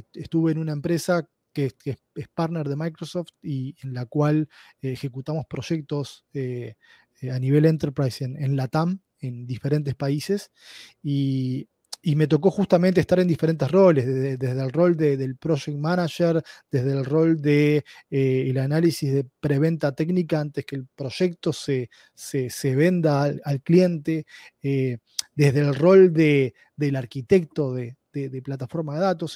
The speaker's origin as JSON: {"language": "Spanish", "country": "Uruguay", "accent": "Uruguayan Spanish", "moved": "as an adult", "lives_now": "Bellevue, United States", "said": "mi español un poco extraño es de Uruguay, es, eh, soy de Uruguay. Eh, estuve en Uruguay eh, viviendo hasta, hasta hace un año y medio"}